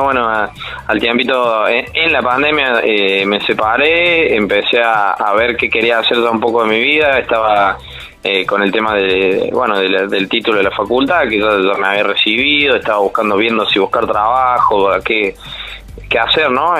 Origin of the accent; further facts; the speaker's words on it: Córdoba, Argentina; como buen cordobés, bastante sociable he salido